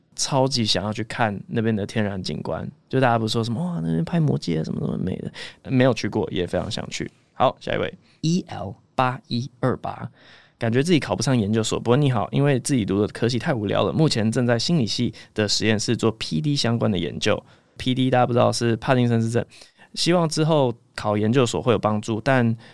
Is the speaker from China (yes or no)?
no; Taiwan; 我小时候就是在二一六巷里面长大的